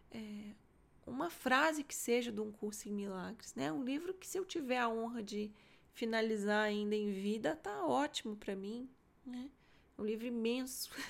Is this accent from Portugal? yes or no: no; Minas Gerais, Brazil; nossa, sendo mineiro, né? Você fala, nossa, nó.